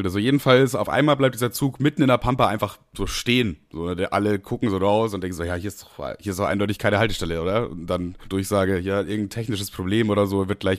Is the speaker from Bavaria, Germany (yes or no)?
yes; Amberg, Bavaria, Germany; Also ich bin nach Amberg gefahren, meine Heimat quasi.